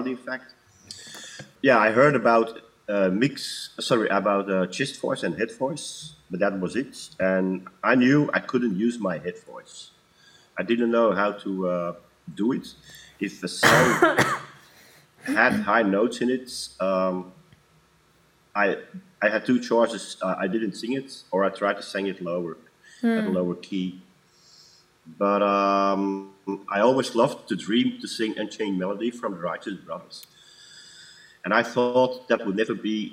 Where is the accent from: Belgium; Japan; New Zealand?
Belgium; Antwerp, Flanders; now in Wechter, Belgium; born and raised in Antwerp, in Belgium. Now currently living in Wechters, also in Belgium